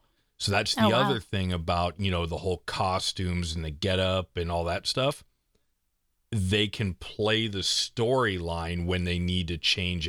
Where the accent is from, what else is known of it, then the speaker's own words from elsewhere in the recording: East Coast, United States; moved away; I'm from the East Coast.